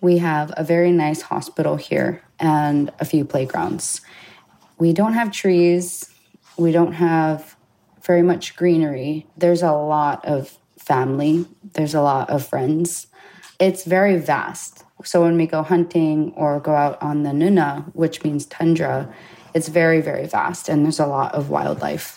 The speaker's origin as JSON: {"language": "English", "town": "Utqiagvik", "region": "Alaska", "country": "United States", "tie": "born or raised there", "also_born_or_lived": "Hawaii", "said": "I was born and raised here in Utqiagvik, Alaska"}